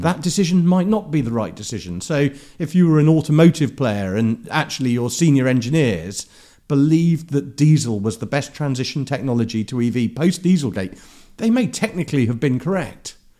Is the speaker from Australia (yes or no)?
no; London, United Kingdom; also born or lived in Herne Hill; I grew up in Clapham